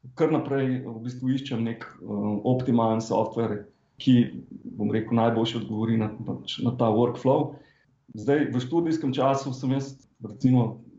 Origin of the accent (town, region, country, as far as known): Slovenia